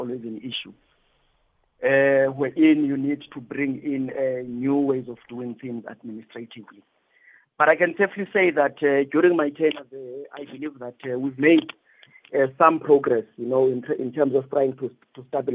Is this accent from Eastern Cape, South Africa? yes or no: yes; East London, Eastern Cape, South Africa; moved away as an adult; Born and bred in East London, and I've been part of boxing since my younger age